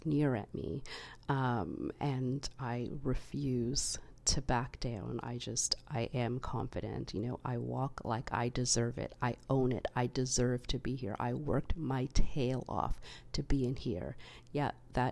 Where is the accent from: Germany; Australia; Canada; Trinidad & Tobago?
Canada; because I am Canadian born